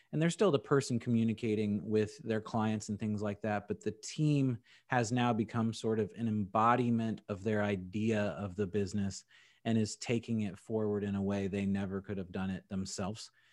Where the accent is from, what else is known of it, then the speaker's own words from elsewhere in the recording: Indianapolis, Indiana, United States; also born or lived in San Diego, California; I'm from San Diego, California, and then my parents moved me to Indianapolis for middle school and high school